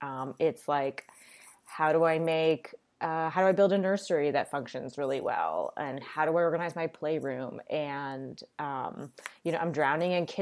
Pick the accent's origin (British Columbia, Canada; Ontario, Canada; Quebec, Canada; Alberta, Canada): Ontario, Canada; Toronto; moved away; also born or lived in New York; I'm Canadian, I'm from Toronto.